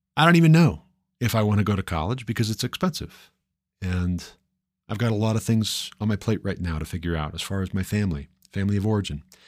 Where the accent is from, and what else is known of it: Ohio, United States; moved away as an adult; also born or lived in Montana; now in Colorado, United States